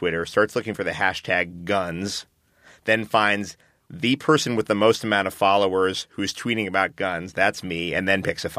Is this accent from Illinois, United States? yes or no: no; New York City, New York, United States; I grew up in New York City in the 70s.